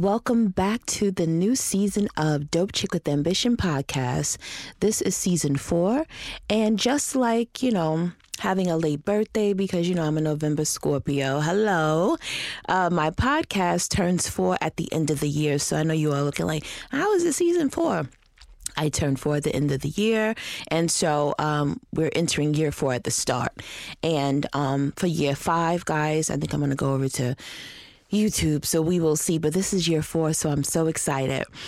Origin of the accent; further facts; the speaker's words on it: Rochester, New York, United States; moved away; Rochester, New York, which is my hometown.